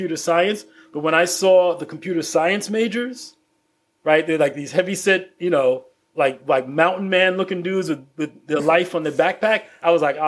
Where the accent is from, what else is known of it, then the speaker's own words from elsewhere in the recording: New York City, New York, United States; I grew up in the Bed-Stuy neighborhood of Brooklyn